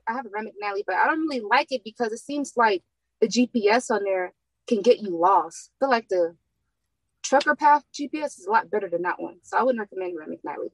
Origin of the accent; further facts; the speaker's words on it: California, United States; moved away as an adult; also born or lived in San Diego; now in Houston, United States; I'm from California